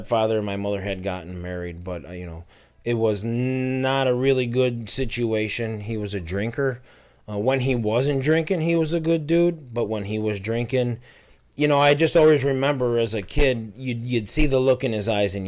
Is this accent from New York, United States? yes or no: yes; Buffalo, New York, United States; I grew up in South Buffalo, Durstein and Seneca Street